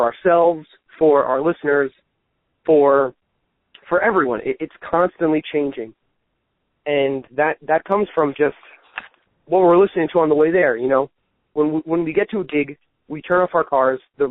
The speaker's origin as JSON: {"language": "English", "area": "Long Island", "region": "New York", "country": "United States", "tie": "born or raised there", "said": "Born on Long Island, raised in New York here"}